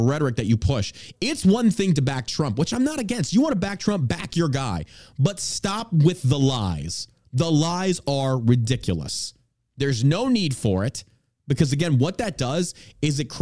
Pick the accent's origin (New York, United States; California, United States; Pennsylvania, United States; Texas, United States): Texas, United States; Beaumont; I grew up in Southeast Texas in Beaumont